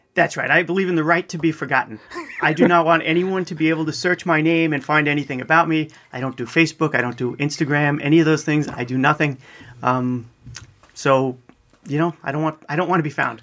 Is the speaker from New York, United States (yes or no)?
yes; East Meadow, New York, United States; I grew up in East Meadow, which is basically right in the middle of Nassau County